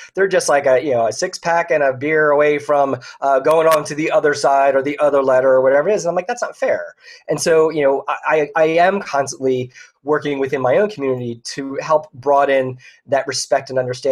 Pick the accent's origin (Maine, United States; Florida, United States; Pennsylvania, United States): Pennsylvania, United States; Philadelphia; also born or lived in Ohio / abroad; now in Orlando, United States; I grew up in the Philadelphia area